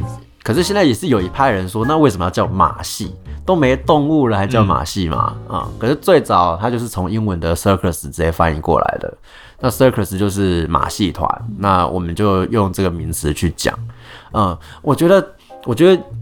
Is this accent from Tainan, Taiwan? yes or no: yes; Tainan, Taiwan; 我就是一个台南人